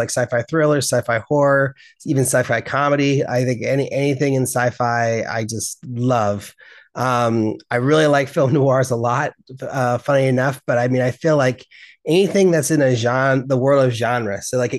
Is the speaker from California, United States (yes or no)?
yes; Berkeley, California, United States; because I grew up in Berkeley. We were very far from Los Angeles.